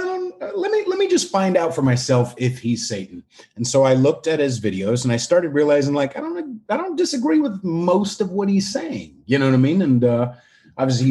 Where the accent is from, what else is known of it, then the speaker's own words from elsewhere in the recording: California, United States; moved away as an adult; also born or lived in Long Island, New York / Bay Area, California; now in Manhattan, United States; I was born in Long Island, moved out to California when I was 9, and then moved in the Bay Area and then moved back to Manhattan about a year and a half ago